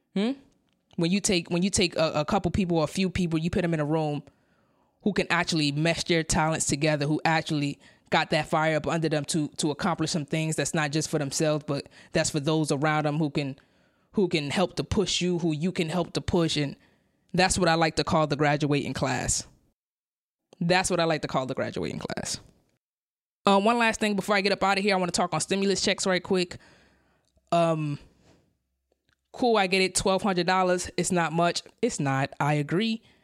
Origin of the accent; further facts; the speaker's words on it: New York City, New York, United States; I came from Brownville, Brooklyn. That's, that's, that's where I was born. That's where I was raised